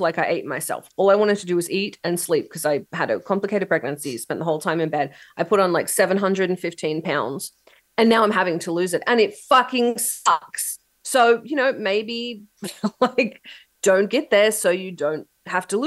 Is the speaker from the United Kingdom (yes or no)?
no; Australia; now in United States; I come from Australia.